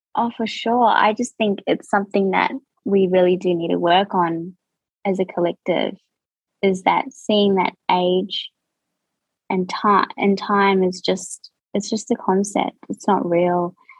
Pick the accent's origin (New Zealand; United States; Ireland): New Zealand; accent: New Zealand; moved away as an adult; now in Australia; born and raised in New Zealand, um, and I've been in Australia for I would say two and a half years now